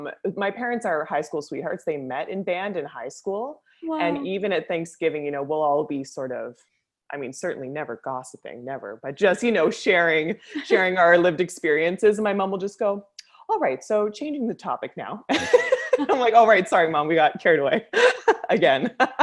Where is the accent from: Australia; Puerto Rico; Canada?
Canada; Aurora, Ontario; I'm from Aurora, Ontario, which is about, which is about an hour north of the city.